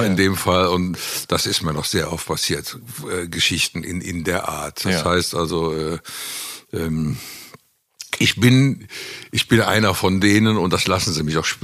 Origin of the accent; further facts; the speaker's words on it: Cologne, North Rhine-Westphalia, Germany; Also ich fühle mich in Köln schon sehr wohl, muss man schon sagen. Also Köln ist eindeutig mein, meine Heimat.